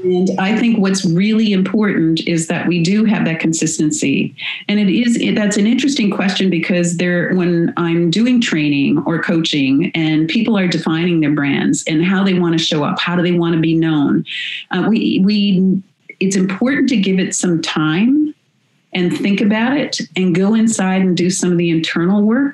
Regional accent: United States; moved away as an adult; now in Canada; I'm I'm American that lives in Canada and have been here for uh, 27, 28 years now

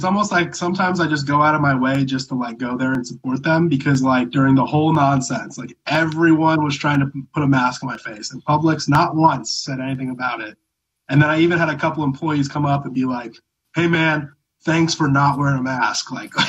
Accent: California, United States; Sorry, I'm from Southern California, so like is like in every one of my sentences

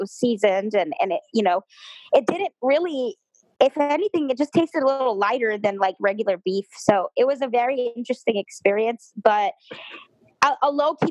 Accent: Mexico; I was born in Mexico

